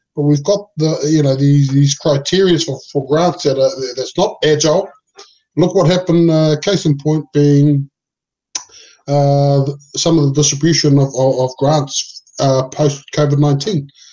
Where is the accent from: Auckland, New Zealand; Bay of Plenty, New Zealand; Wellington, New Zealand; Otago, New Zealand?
Auckland, New Zealand; English is a second language; where I grew up on Preston Road, Otara